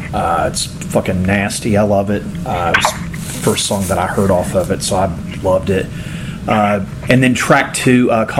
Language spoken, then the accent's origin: English; the South, United States; I'm from the South and not incredibly educated